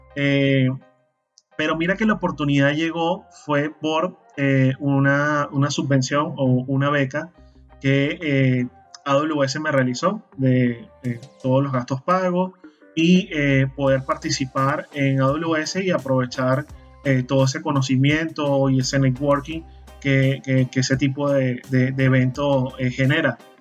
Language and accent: Spanish; Maracay, Aragua, Venezuela; moved away as an adult; now in Panama; mi ciudad natal, en Maracay, en el estado de Aragua, fundamos el grupo de usuarios de Linux de Maracay.